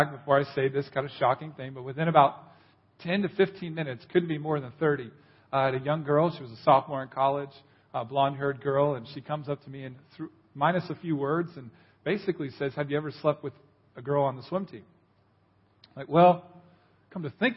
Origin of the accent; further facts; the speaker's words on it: Orlando, Florida, United States; moved away as an adult; I grew up in Orlando